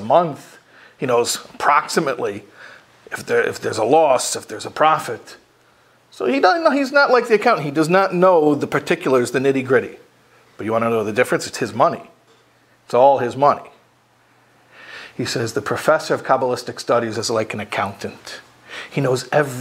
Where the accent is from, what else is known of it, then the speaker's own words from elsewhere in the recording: Chicago, Illinois, United States; When I was a kid growing up in Chicago